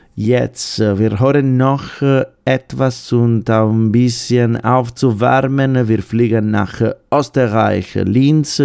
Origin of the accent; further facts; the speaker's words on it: Sardinia, Italy; German is a second language; moved away; aus meiner Heimat Sardinien